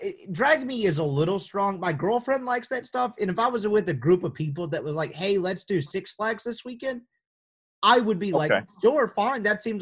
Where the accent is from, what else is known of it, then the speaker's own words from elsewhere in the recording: Mississippi, United States; growing up in Mississippi, to where there's not any good ones, right?